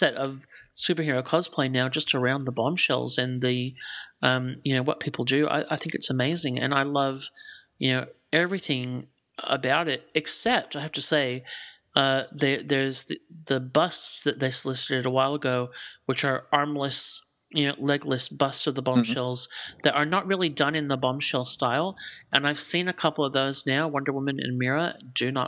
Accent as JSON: {"language": "English", "town": "Melbourne", "region": "Victoria", "country": "Australia", "said": "I'm actually from Melbourne. I'm not from here."}